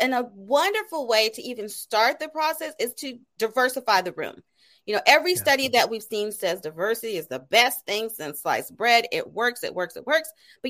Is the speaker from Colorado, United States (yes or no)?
yes; Colorado Springs, Colorado, United States; I'm originally from Colorado Springs, Colorado. That's where I was raised. So I can relate to, you know, not having as much diversity in an area